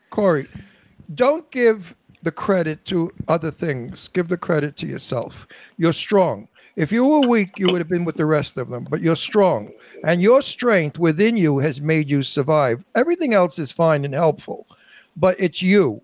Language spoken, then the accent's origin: English; New York City, New York, United States; I'm from Brooklyn, and I tell it like it is